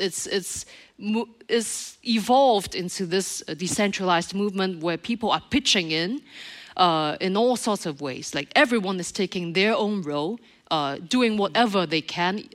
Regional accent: Montreal, Quebec, Canada; in Montreal, my my hometown

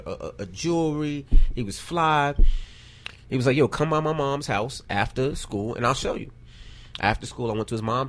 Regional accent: New York City, New York, United States; I'm from Queens Village, Murdoch and Springfield

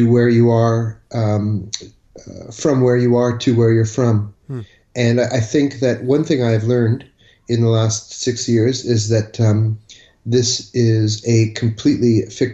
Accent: Thornhill, Ontario, Canada; moved away as an adult; also born or lived in United States / Switzerland / Toronto; now in Paris, France; I was born in the United States. And then moved quite swiftly to Switzerland and spent 3 years there, and then moved to Thornhill, north of Toronto, in 1976

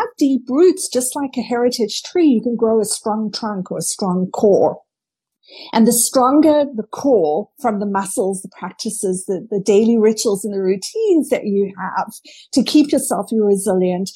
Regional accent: South Africa; I grew up in South Africa

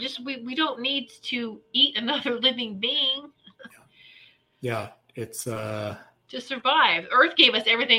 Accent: Virginia, United States; growing up in Virginia, you know, Chesapeake Bay, crabs

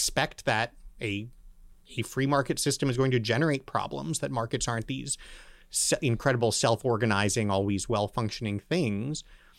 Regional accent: Berkeley, California, United States; born there; Well, I was born in Berkeley, California. little known fact. Stayed there not very long, so that was probably for my own good.

